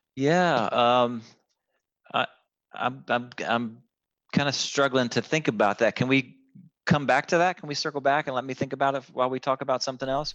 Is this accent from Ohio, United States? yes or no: yes; a hometown near Columbus, Ohio, United States; moved away as an adult; out of my hometown into Columbus, the bigger city